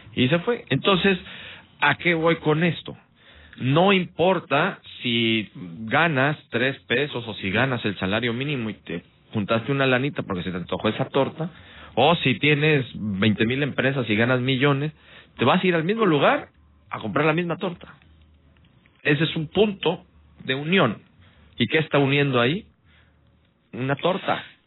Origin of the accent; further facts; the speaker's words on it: Veracruz, Mexico; somos mexicanos, somos veracruzanos